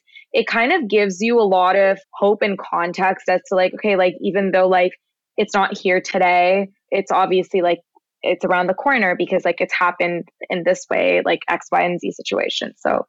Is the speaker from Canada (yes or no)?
yes; Canada; We're both Canadian.